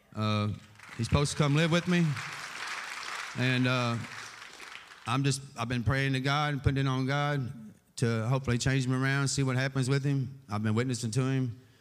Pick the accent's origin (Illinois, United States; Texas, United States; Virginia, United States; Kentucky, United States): Kentucky, United States; Owensboro; born and raised in Owensboro all my life